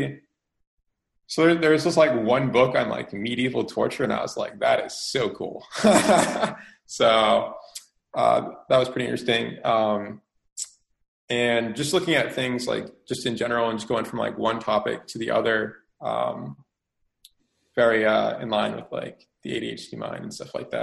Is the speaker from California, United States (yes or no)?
no; Rhode Island, United States; now in South Carolina, United States; I'm from Rhode Island originally, but right now I'm in like South Carolina